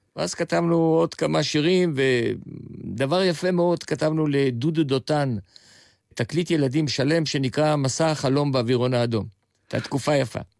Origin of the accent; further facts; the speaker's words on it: Tel Aviv, Tel Aviv District, Israel; also born or lived in Jaffa / Bulgaria; הילדות שלי הייתה בשכונה מאוד מיוחדת. הבית עמד על אי התנועה שבין המסגד לבין הדולפינריום